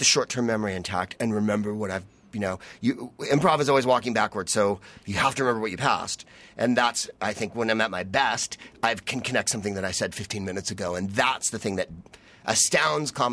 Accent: San Francisco, California, United States; I'm just from San Francisco

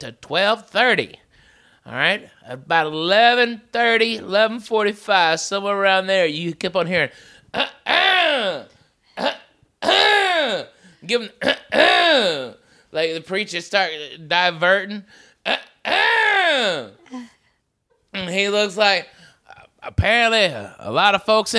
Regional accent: Arkansas, United States; Growing up in Arkansas

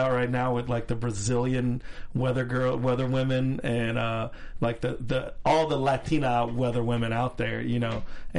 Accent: Miami, Florida, United States; I'm from Miami, 305, sweetheart.

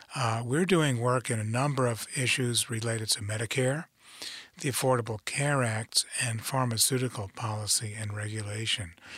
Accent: New York City, New York, United States; moved away as an adult; I grew up in New York City. uh, grew up in the Bronx

